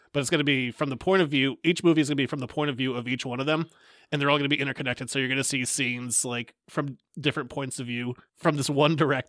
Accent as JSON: {"language": "English", "country": "United Kingdom", "said": "I'm British."}